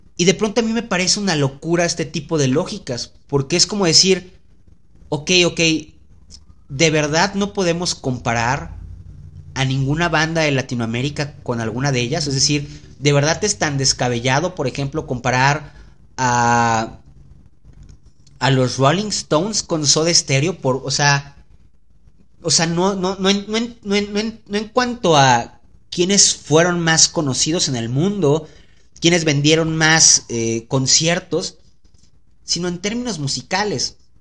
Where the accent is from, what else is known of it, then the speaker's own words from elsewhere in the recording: Veracruz, Mexico; yo soy de Veracruz.